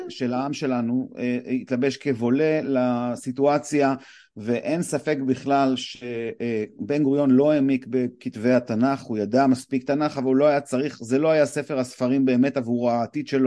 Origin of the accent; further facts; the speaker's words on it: Afula, Northern District, Israel; now in Gush Dan, Israel; אני נולדתי בעפולה, שזה ממש קרוב.